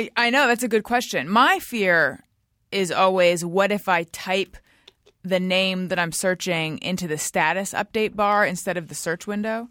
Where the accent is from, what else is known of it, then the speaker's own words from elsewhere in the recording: California, United States; moved away as an adult; also born or lived in New York; I'm from here originally, but I was in New York